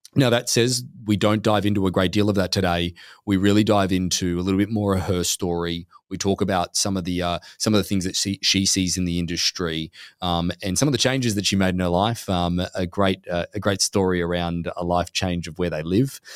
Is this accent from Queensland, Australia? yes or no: yes; Gold Coast, Queensland, Australia; now in Newport Beach, United States; we're from Australia originally. Gold Coast um, yep. is just down the road from Brisbane.